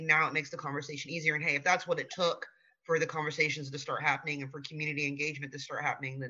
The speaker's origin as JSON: {"language": "English", "area": "Gallia County", "region": "Ohio", "country": "United States", "tie": "born or raised there"}